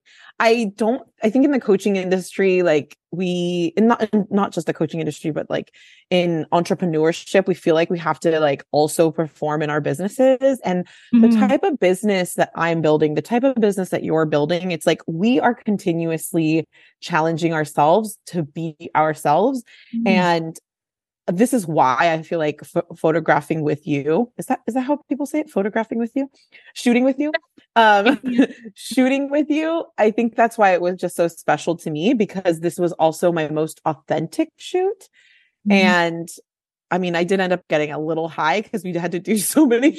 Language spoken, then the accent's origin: English; San Francisco, California, United States; I grew up in San Francisco.